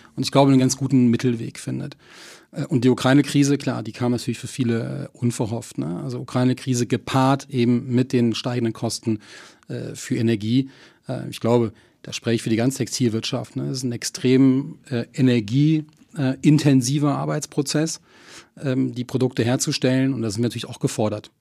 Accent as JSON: {"language": "German", "area": "Sauerland", "region": "North Rhine-Westphalia", "country": "Germany", "tie": "born or raised there", "also_born_or_lived": "Bonn", "said": "mein Großvater hatte ein eigenes Strickunternehmen im Nachbarort von Schmalenberg. Ähm, und äh, Hesse und Kleinsorge als Unternehmen, ich bin da wirklich am Rande mit aufgewachsen"}